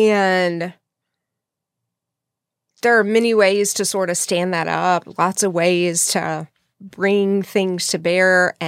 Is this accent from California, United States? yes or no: no; Texas, United States; I'm from West Texas.